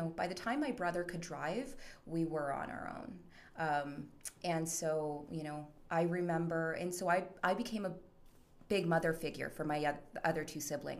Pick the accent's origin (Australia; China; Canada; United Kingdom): Canada; Chilliwack, British Columbia; moved away as an adult; also born or lived in Mexico City, Mexico / Toronto, Canada / Kelowna, Canada; now in Calgary, Canada; I grew up in Chilliwack, BC, and went to college in Kelowna, moved out to Calgary about 10 years ago